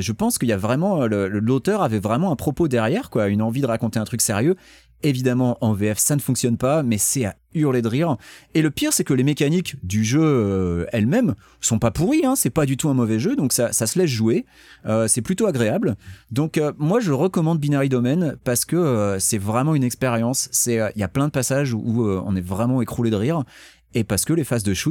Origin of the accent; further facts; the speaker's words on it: Occitania, France; accent: Toulouse; j'ai un accent toulousain et je ne crois pas que Charles Pasqua il soit toulousain.